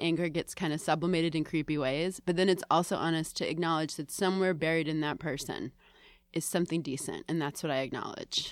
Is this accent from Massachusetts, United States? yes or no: yes; Boston, Massachusetts, United States; also born or lived in Salem / Bryn Mawr; I grew up in Greater Boston